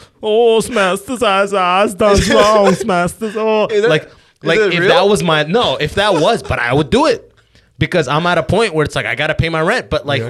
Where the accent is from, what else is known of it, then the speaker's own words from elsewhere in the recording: California, United States; born there; I was born in California. Why the fuck do I need to have an accent?